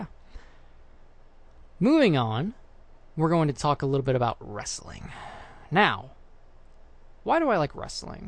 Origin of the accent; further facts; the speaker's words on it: South Florida, United States; now in North Florida, United States; I moved away from South Florida up here to North Florida